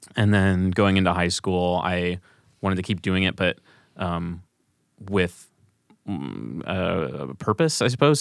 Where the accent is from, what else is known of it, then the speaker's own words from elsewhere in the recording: St. Louis, Missouri, United States; moved away as an adult; also born or lived in Kansas; now in Chicago, United States; growing up in Saint Louis